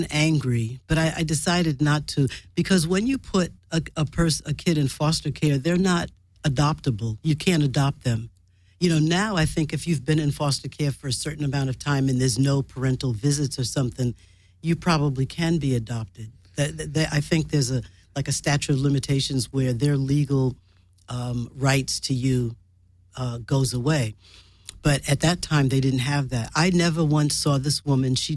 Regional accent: New York, United States; born there; the thought came upon me that I was born in Harlem Hospital

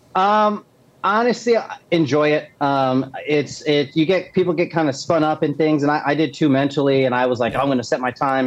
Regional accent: Texas, United States; moved away as an adult; also born or lived in Augusta, Georgia; now in Charlotte, United States; I'm originally from Texas, um, and I was born and raised there

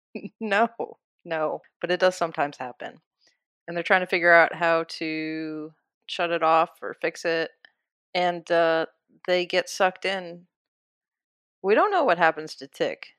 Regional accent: Iowa, United States; also born or lived in Kansas; I'm from Iowa, and I love Iowa

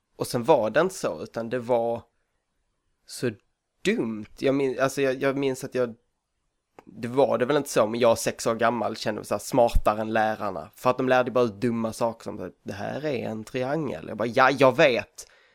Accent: Hörby, Skåne, Sweden; also born or lived in Kalmar; jag är född och uppvuxen eh, på Önneköpsvång utanför Hörby, där jag är just nu

